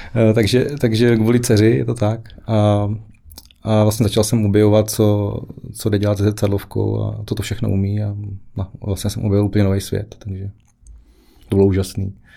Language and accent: Czech; Ruprechtov, South Moravian Region, Czechia; also born or lived in Brno; now in Jedovnice, Czech Republic; pocházím z Malé vesničky, okrez Výškov-Ruprechtov, úplně jako původně